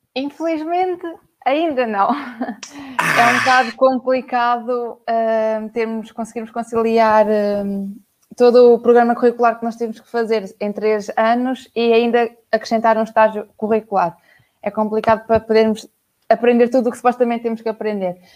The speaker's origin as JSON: {"language": "Portuguese", "town": "Aveiro", "region": "Centro", "country": "Portugal", "said": "Sou da Aveiro"}